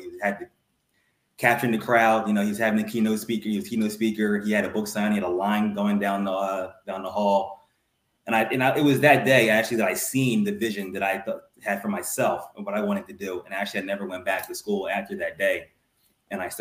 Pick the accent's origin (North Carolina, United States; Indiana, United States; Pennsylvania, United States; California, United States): Pennsylvania, United States; Ardmore; I'm from Lower Marion, which is what, like 5 minutes from West Philadelphia. And, you know, like, you know, middle class, lower middle class neighborhood from Ardmore, Pennsylvania